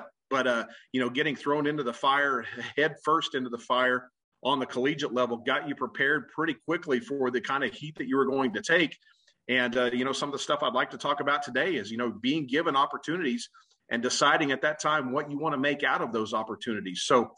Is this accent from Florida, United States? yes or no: no; Ponca City, Oklahoma, United States; I'm from Oklahoma. Ponca City is my hometown.